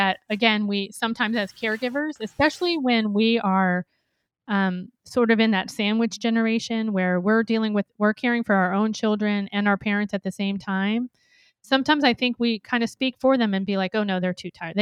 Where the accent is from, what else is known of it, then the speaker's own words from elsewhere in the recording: Bowie, Maryland, United States; Sean and I grew up in Maryland. We grew up in Bowie, Maryland